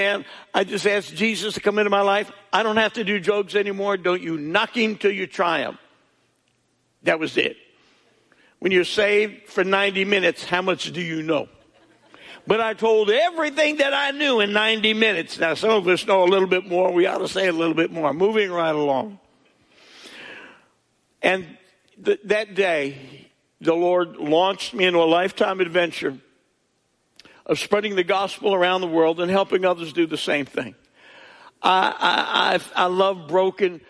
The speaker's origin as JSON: {"language": "English", "region": "New Jersey", "country": "United States", "moved": "yes", "said": "I'm from New Jersey. That's not the Bible Belt."}